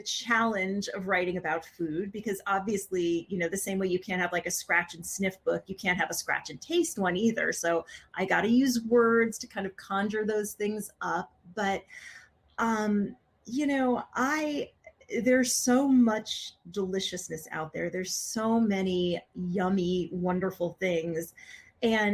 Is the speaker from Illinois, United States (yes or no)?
no; Connecticut, United States; I grew up in Connecticut